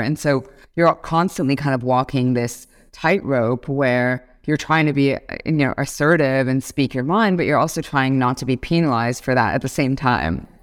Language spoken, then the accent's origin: English; Toronto, Ontario, Canada; moved away as an adult; now in Singapore; I'm born and raised in Toronto, Canada.